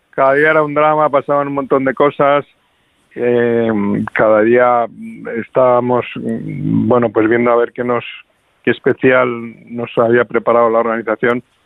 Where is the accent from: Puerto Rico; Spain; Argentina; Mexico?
Spain; Madrid, Community of Madrid; como madrileño